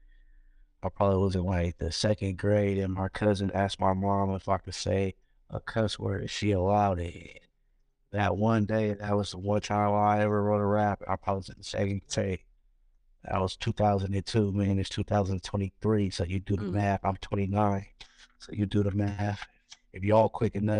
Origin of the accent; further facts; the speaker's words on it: Pittsburg, California, United States; I come from a small town, the Bay Area, Pittsburgh, California